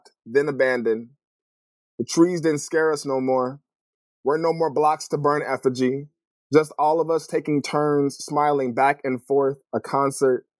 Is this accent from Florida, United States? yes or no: no; California, United States; moved away as an adult; also born or lived in Los Angeles, California / Connecticut / Boston / Detroit; now in Portland, United States; So I grew up in California.